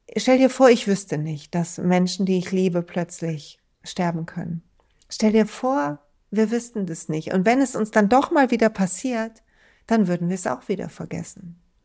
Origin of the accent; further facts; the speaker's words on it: Duisburg, North Rhine-Westphalia, Germany; in Duisburg, in meiner Heimatstadt